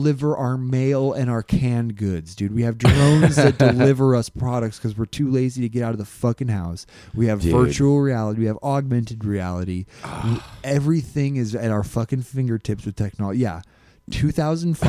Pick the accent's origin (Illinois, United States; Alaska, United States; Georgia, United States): Alaska, United States; moved away as an adult; also born or lived in Phoenix, Arizona; I was from Alaska